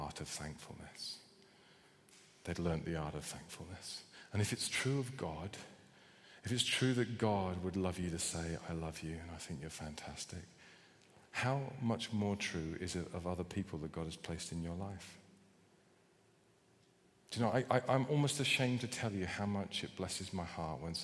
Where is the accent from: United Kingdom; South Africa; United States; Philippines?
United Kingdom; I know we're British.